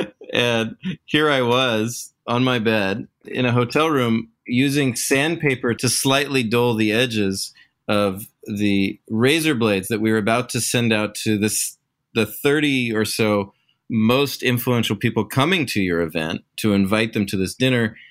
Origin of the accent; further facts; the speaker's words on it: Pacific Northwest, United States; I'm, I'm from the Great Pacific Northwest. And when you're from here, it's hard to ever leave